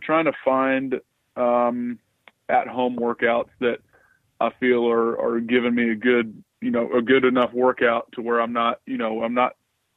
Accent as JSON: {"language": "English", "town": "Atlanta", "region": "Georgia", "country": "United States", "tie": "born or raised there", "said": "grew up here in Atlanta, mostly on the north side of the city in Alpharetta"}